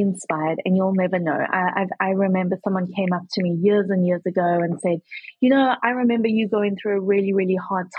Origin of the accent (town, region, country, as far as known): South Africa; moved away as an adult; also born or lived in Kentucky; now in United States